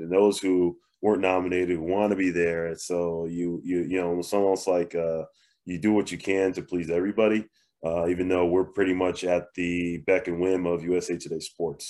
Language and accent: English; Northeast, United States; now in Arizona, United States; I'm from the Northeast